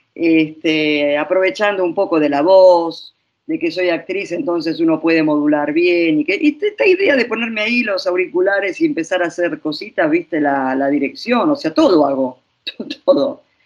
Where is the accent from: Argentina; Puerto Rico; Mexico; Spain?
Argentina; now in Italy; yo soy argentina, purum pampero